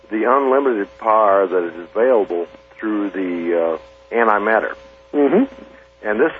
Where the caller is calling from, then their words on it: Bourbon, Missouri, United States; I'm calling from uh, Bourbon, Missouri.